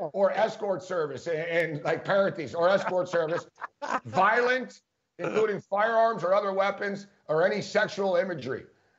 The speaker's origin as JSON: {"language": "English", "town": "Philadelphia", "region": "Pennsylvania", "country": "United States", "said": "I was wearing a Sixers hat. I'm a Sixer fan. I'm from Philly, right?"}